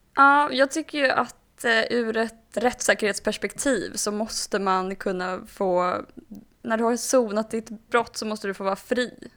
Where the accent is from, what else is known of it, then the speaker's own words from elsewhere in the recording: Hova, Västra Götaland, Sweden; moved away; also born or lived in Malmö / Stockholm; Hova så är det, det är där jag kommer ifrån, som jag är uppvuxen.